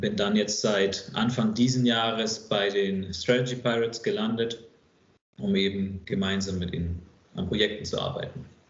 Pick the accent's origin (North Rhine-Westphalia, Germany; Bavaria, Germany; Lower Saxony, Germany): Bavaria, Germany; Bamberg; moved away as an adult; also born or lived in Hamburg / Stuttgart area; ich bin äh, gebürtiger Hamburger, in Oberfranken aufgewachsen, aufgrund des Jobs von meinem Vater. Ich war so fünf, sechs, als wir nach Oberfranken gezogen sind und bin dann dort in einer kleinen Stadt namens Bamberg aufgewachsen